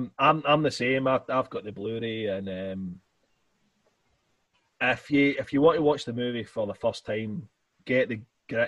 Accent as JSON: {"language": "English", "region": "Scotland", "country": "United Kingdom", "said": "obviously us being Scottish"}